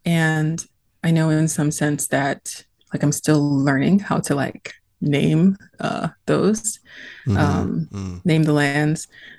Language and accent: English; Pawtucket, Rhode Island, United States; now in Boston, United States; So I'm in Massachusetts, which is the land of the Massachusetts people. And I'm from my hometown is Pawtucket